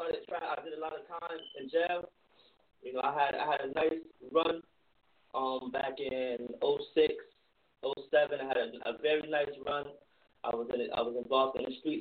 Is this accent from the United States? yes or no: yes; Hartford, Connecticut, United States; I'm from Hartford, Connecticut